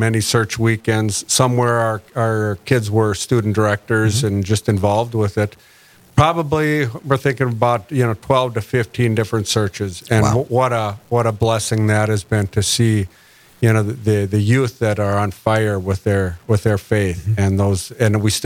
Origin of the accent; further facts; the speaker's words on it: Hillsboro, North Dakota, United States; I grew up in Hillsboro